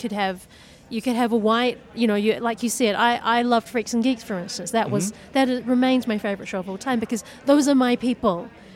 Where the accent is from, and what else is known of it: New Zealand